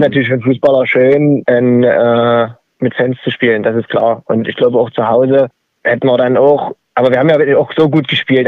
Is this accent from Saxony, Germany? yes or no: yes; Dresden, Saxony, Germany; als Dresdner